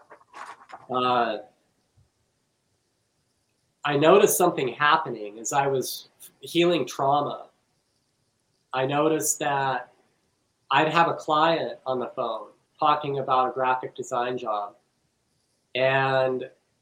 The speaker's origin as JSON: {"language": "English", "region": "Western Colorado", "country": "United States", "tie": "born or raised there", "said": "I grew up in Western Colorado, very conservative."}